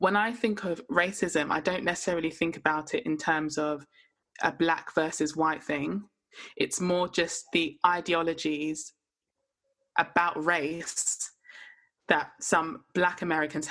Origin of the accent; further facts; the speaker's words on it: London, United Kingdom; only been in London all my life, as in lived and grown up in London.